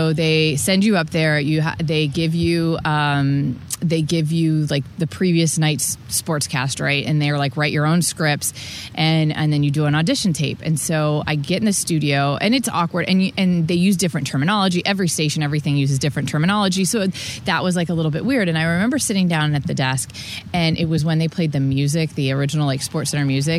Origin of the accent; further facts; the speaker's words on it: Tampa, Florida, United States; be in my hometown